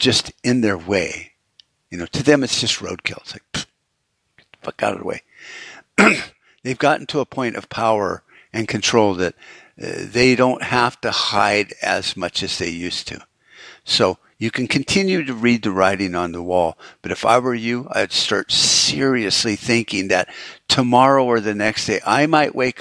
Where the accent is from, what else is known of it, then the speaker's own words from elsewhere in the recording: United States; as an American